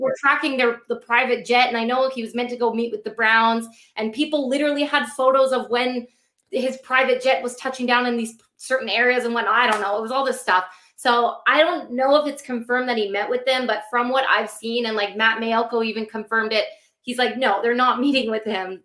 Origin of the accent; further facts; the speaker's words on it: Vancouver, British Columbia, Canada; I grew up, you know, in Vancouver